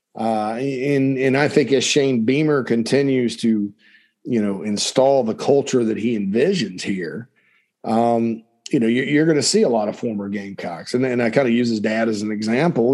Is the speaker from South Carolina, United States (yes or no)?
yes; Spartanburg, South Carolina, United States; my hometown of Sparkle City, Spartanburg, South Carolina